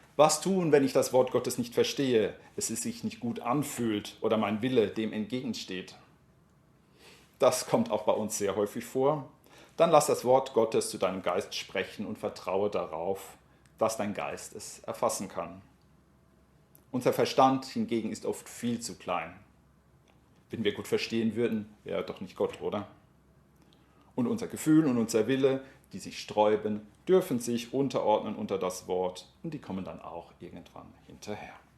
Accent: Germany; ich werde relativ schnell als Deutscher erkannt

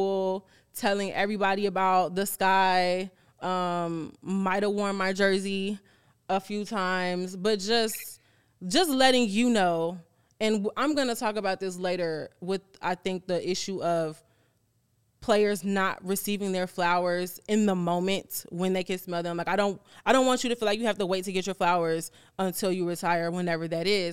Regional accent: Chicago, Illinois, United States; I am actually born and raised in Chicago, Southside my whole life

